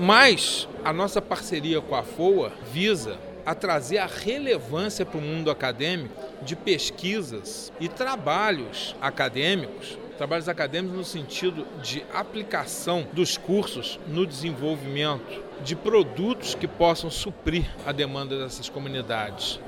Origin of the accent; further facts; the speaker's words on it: Brazil; todos nós somos brasileiros